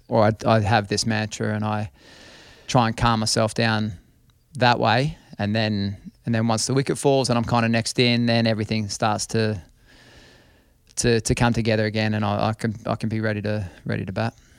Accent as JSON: {"language": "English", "country": "Australia", "tie": "born or raised there", "said": "I was born in Australia."}